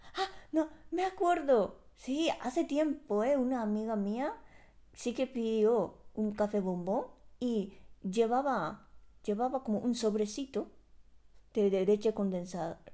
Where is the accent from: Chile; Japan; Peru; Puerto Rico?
Japan; moved away; salí de Japón